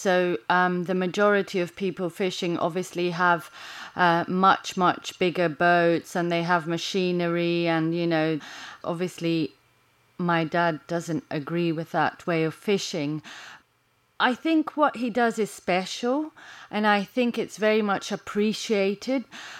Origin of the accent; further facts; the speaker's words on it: Chania, Crete, Greece; I mean, I'm from Chania, which is in the northwest. Heraklio is the biggest one.